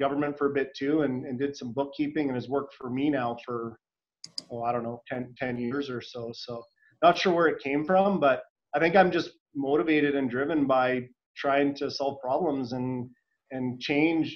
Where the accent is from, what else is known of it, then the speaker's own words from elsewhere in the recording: Hanna, Alberta, Canada; I grew up in Hanna, Alberta